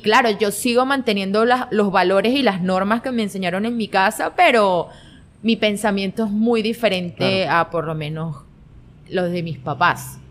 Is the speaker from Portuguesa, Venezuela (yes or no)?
yes; Guanare, Portuguesa, Venezuela; yo nací aquí en Guanare, okay. tengo 25 años, y siempre me he creado acá en Guanare